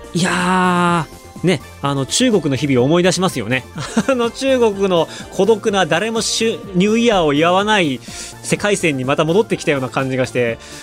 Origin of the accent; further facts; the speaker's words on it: Otaru, Hokkaido, Japan; moved away as an adult; also born or lived in China; 僕と同じ小樽出身の、え、大先輩、同じ高校の大先輩